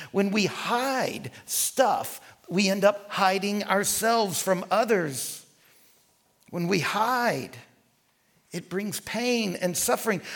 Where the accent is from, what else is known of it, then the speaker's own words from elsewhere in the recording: rural North Central Louisiana, United States; also born or lived in New Orleans, Louisiana; We moved from New Orleans to rural Louisiana.